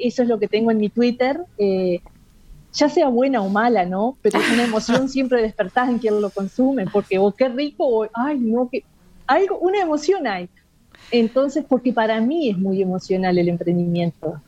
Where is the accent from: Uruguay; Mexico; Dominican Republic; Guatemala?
Uruguay; soy la única uruguaya